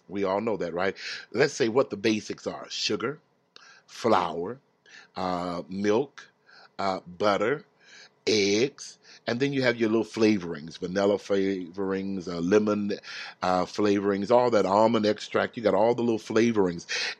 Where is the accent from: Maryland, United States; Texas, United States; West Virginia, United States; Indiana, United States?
Texas, United States; Houston; I grew up in the South. I grew up in Houston, Texas, and I just did not like the heat.